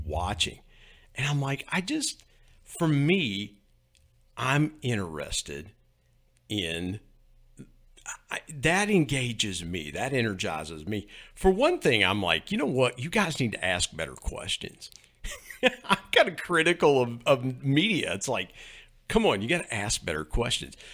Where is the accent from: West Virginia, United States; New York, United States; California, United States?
West Virginia, United States; accent: West Virginia; my West Virginia accent